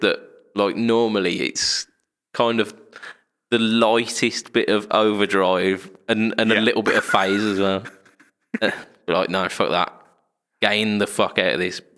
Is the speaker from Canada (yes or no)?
no; United Kingdom; We're British.